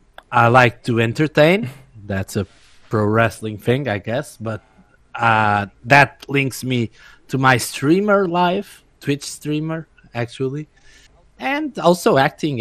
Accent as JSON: {"language": "English", "country": "Portugal"}